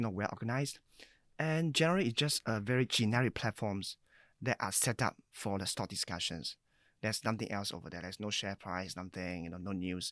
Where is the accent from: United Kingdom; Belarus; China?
China; moved away as an adult; now in Singapore; I was born in China, so I came here at age about nineteen